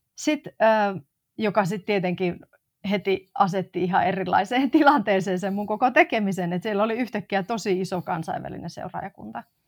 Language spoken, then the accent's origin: Finnish; Oulu, North Ostrobothnia, Finland; moved away as an adult; also born or lived in Tampere / Madrid; now in Helsinki, Finland; Mä synnyin siis Oulussa ää, ja tota, Oulusta pohjoisesta ponnistan